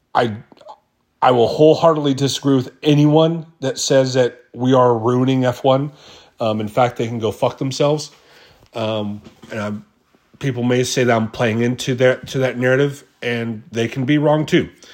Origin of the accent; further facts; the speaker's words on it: United States; being an American, you know, we, the American fans